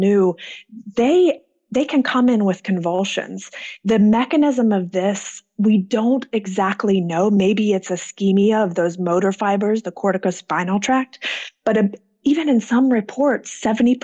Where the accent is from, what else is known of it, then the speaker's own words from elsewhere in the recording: Atlanta, Georgia, United States; I am from Atlanta, Georgia, and that's where I'm currently practicing